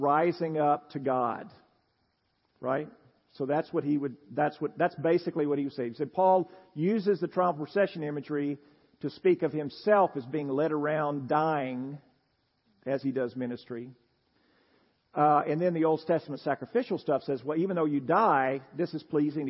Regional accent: Tennessee, United States; I'm a Southerner, Tennessean

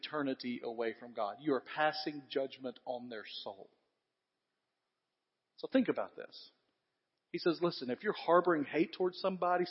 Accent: West Tennessee, United States; I grew up in West Tennessee

